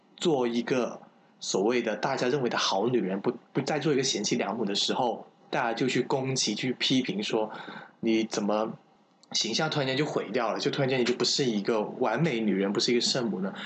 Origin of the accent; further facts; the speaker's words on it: Guangdong, China; 我老家是潮汕的